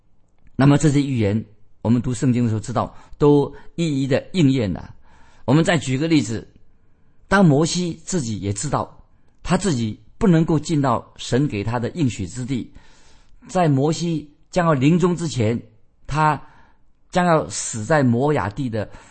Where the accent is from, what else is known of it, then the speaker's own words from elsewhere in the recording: China; 我们中国人说的很好。中国人怎么说呢？人之将死，其言也善。